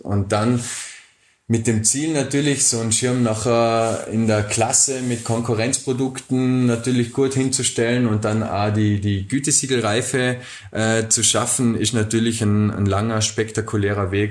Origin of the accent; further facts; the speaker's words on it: Bregenz, Vorarlberg, Austria; also born or lived in Dornbirn; Und irgendwann sind wir von Dombien nach Bregenz gezogen, eben als ich so neun Jahre alt war